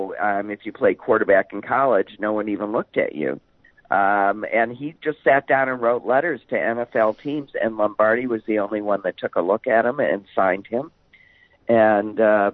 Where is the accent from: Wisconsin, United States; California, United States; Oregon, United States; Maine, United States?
Wisconsin, United States; Green Bay; Growing up in Green Bay